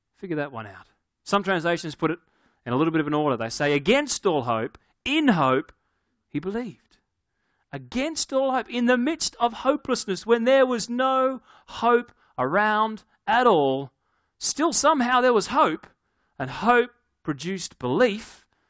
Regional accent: Australia; I'm from Australia

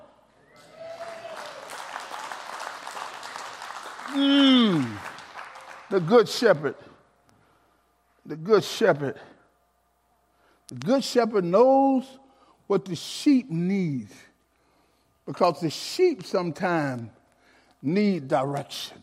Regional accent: Alabama, United States; as a young man growing up in Alabama, I really didn't know we was poor or where I'm from, poor

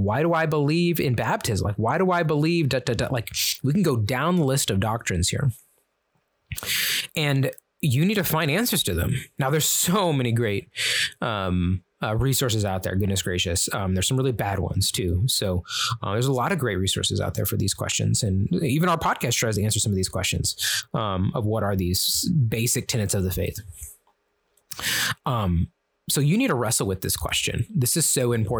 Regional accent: Kansas City, Missouri, United States; in my family, we're from Kansas City

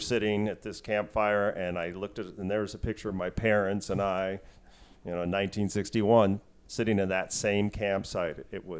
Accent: Snohomish, Washington, United States; I'm from Snohomish.

